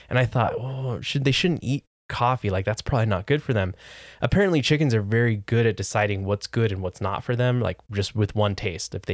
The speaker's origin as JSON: {"language": "English", "country": "United States", "said": "I'm an American. We don't"}